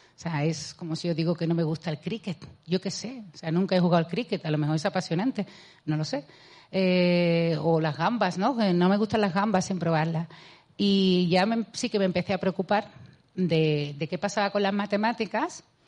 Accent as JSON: {"language": "Spanish", "area": "a town in Seville province", "region": "Andalusia", "country": "Spain", "tie": "born or raised there", "accent": "Andalusian", "said": "yo eh, nací en Sevilla, en, he vivido siempre en un pueblo de Sevilla."}